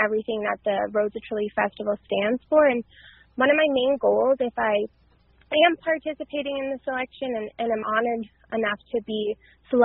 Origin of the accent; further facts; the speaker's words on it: Carp, Ontario, Canada; I'm originally from the Ottawa Valley, born and raised in Carp